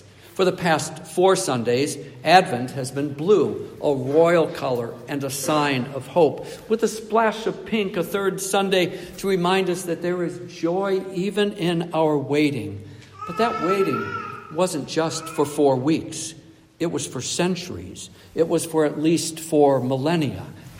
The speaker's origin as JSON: {"language": "English", "region": "Nebraska", "country": "United States", "tie": "born or raised there", "also_born_or_lived": "Michigan, United States / Ontario, Canada", "said": "I desperately wanted snow when I was a child and a youth growing up in Nebraska and Michigan and Ontario."}